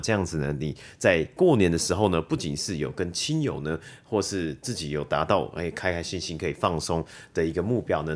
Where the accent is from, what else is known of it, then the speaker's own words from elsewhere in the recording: Taiwan; 我们台湾人